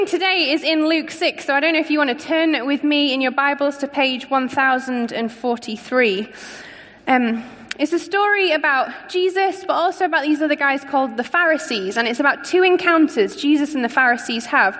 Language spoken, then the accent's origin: English; Scunthorpe, Yorkshire and the Humber, United Kingdom; moved away; As you can probably hear, I'm not from around here. I grew up in a town called Scunthorpe, up north